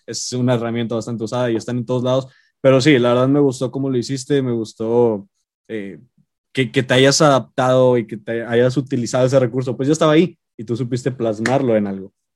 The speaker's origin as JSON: {"language": "Spanish", "town": "Monterrey", "region": "Nuevo León", "country": "Mexico", "said": "somos regios, vivimos aquí"}